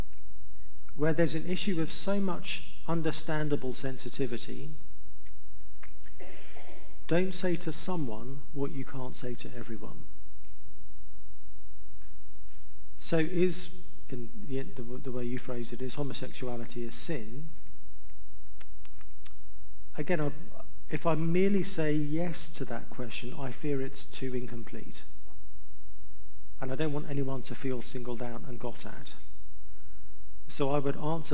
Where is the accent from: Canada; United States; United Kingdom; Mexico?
United Kingdom; England; I'm from England, so I'm used to cold and wet.